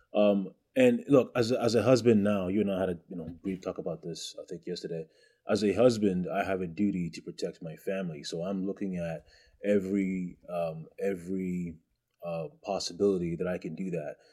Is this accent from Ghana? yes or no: yes; Ghana; moved away; also born or lived in Canada / United States; I'm from West Africa